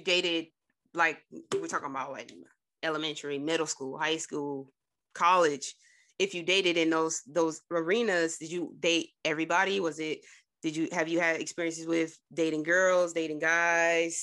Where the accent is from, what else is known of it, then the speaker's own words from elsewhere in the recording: Trenton, New Jersey, United States; I'm from Jersey, actually. I'm from Trenton.